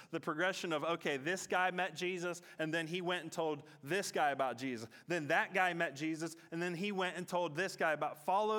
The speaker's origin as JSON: {"language": "English", "town": "Katanning", "region": "Western Australia", "country": "Australia", "tie": "born or raised there", "said": "So I'm from Katanning, many of you know that, but I'm from a part of Katanning called Wick City, and that my family goes back in Wick City. That's where my grandfather grew up."}